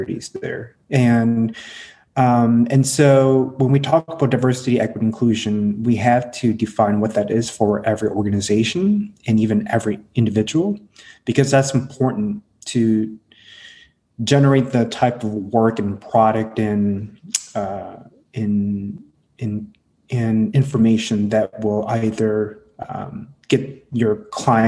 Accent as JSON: {"language": "English", "region": "Midwest", "country": "United States", "tie": "born or raised there", "second_language": "English", "said": "I was born and raised in the Midwest."}